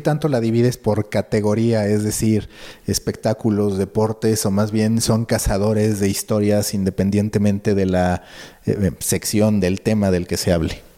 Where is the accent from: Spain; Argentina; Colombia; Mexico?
Mexico; como mexicanos tengamos más contexto